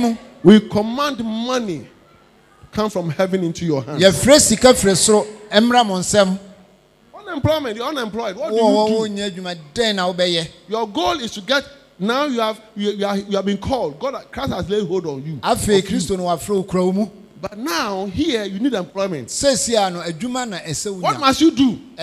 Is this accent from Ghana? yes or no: yes; Osu, Greater Accra, Ghana; When I was growing up in Osu, little boy.